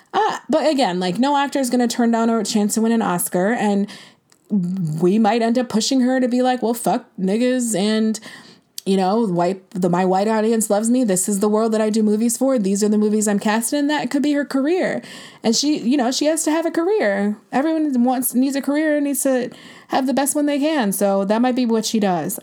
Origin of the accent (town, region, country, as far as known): United States